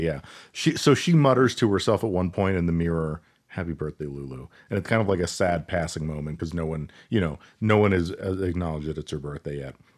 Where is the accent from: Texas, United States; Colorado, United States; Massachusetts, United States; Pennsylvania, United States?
Colorado, United States; We're from Colorado